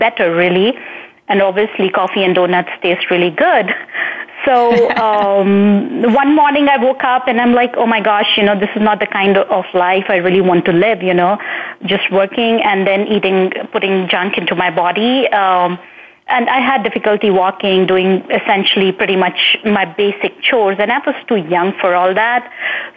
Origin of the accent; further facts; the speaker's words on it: India; moved away; I hailed from India, and while I was growing up in India